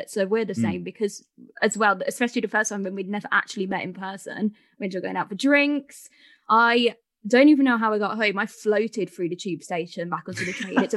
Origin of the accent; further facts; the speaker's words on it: Birmingham, West Midlands, United Kingdom; I'm from Birmingham. I've been a journalist for a few years now um, after doing the whole uni thing. So I studied in Birmingham as well.